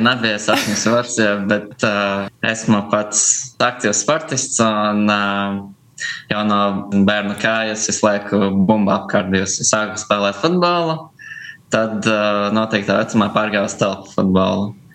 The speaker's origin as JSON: {"language": "Latvian", "town": "Preiļi", "region": "Latgale", "country": "Latvia", "tie": "born or raised there", "also_born_or_lived": "Riga", "moved": "as an adult", "lives_now": "Hohenstein-Ernstthal, Germany", "said": "pats esmu no Prēļiem. Un visu jaunību līdz gimnāzijas 12. klasē praktiski par Prēļiem esmu dzīvojis"}